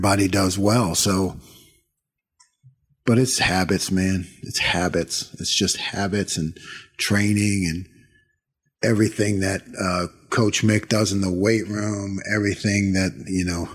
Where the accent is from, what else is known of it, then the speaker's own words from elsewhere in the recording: Eastern Pennsylvania, United States; moved away; I've growing up in Pennsylvania, you know, and I was at Eastern PA